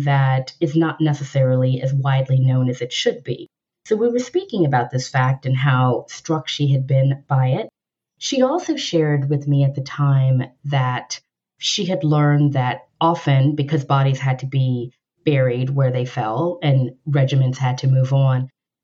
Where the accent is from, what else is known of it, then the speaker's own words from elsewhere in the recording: Louisiana, United States; I am a Black woman that was raised in the South. I'm originally from Louisiana